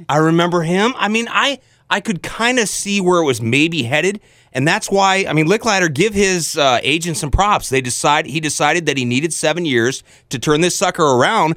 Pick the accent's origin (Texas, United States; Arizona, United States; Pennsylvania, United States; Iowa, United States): Iowa, United States; So I'm an Iowan. I grew up in Iowan. I've always been an Iowan. I've never lived anywhere else but Iowa